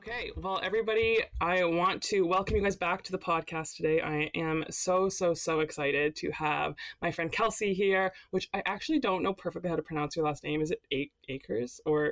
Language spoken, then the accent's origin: English; Calgary, Alberta, Canada; I am from Calgary